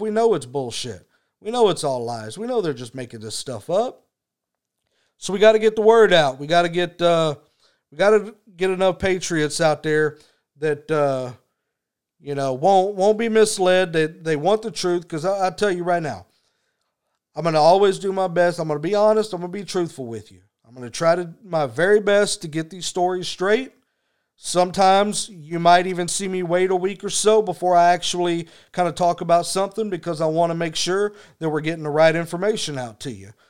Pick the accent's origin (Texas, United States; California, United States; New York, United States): Texas, United States; I'm from Texas, so F-bombs are just like commas down here.